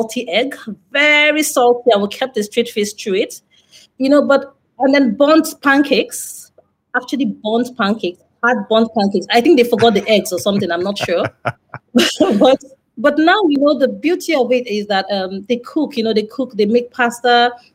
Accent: Nigeria; also born or lived in northeast Nigeria / western Nigeria; I grew up in Lagos, Nigeria. Well, in different parts of Nigeria, so northeast and western Nigeria, around Nigeria.

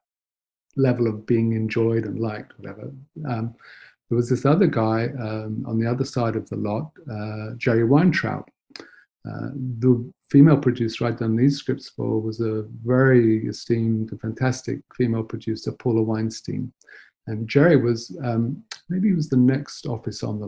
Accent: Nottingham, East Midlands, United Kingdom; moved away; I was brought up in Nottingham

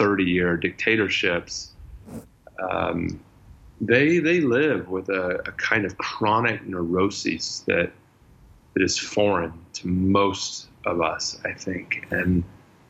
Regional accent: United States; moved away as an adult; also born or lived in California / Colorado / Austin, Texas / Middle East; I grew up first part of my life in Colorado, grew up the second part of my life in Austin, Texas

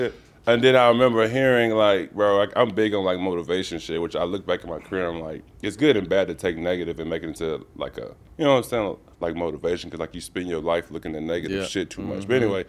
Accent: Dallas, Texas, United States; Like my first game was against Dallas, which was kind of cool for me because I'm from Dallas and I played good and shit.

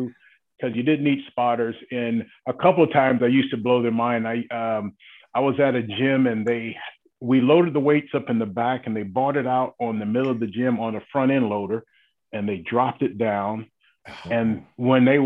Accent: South Georgia, United States; growing up in South Georgia

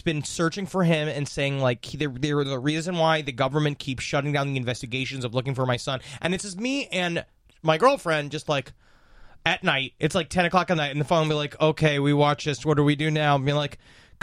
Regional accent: New York City, New York, United States; I was from Queens

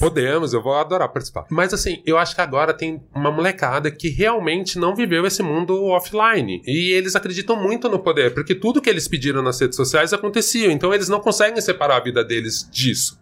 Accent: São Paulo, Brazil; eu sou de São Paulo, minha família mora aqui

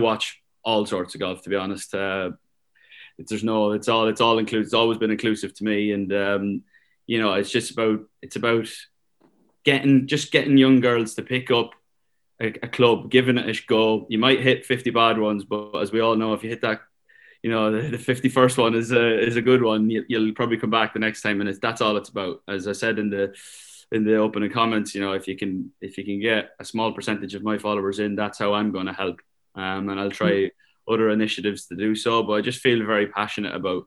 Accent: Ireland; Being Irish was a big part of it.

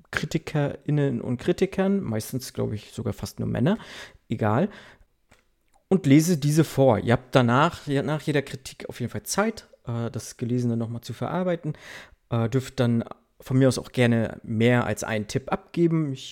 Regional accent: East Germany, Germany; Also ich komme aus dem Osten, ich muss mich damit zufrieden geben, was es gibt

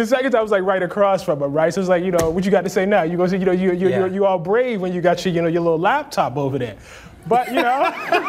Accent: Baltimore, Maryland, United States; When I grew up in West Baltimore

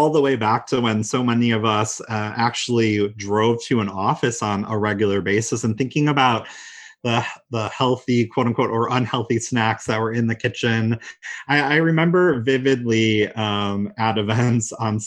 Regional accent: Michigan, United States; I'm from Michigan, so of course you can imagine there's snow and ice on the ground

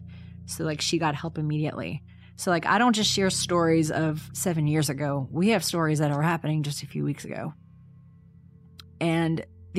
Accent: the South, United States; I know it's such a Southern term, but you know, I'm from the South, so.

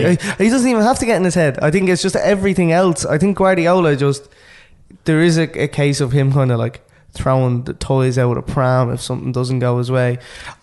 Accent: Ireland; lads, we're Irish.

